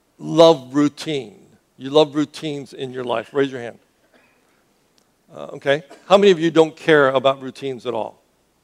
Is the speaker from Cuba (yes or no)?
yes; Cuba; I grew up as a missionary's kid. I grew up in Cuba. I left to go to Boston.